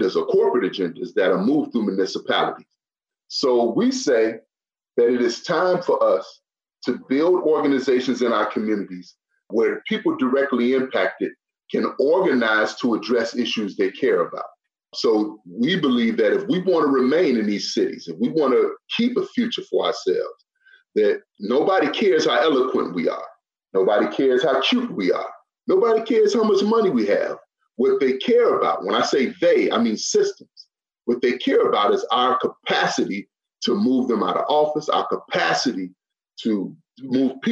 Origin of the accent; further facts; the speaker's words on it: Chicago, Illinois, United States; I'm from Chicago, I'm from the south side of Chicago.